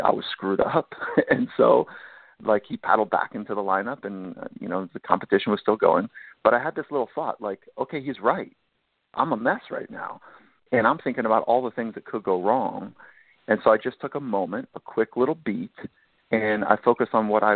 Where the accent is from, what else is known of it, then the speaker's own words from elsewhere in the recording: Southern California, United States; I grew up in Southern California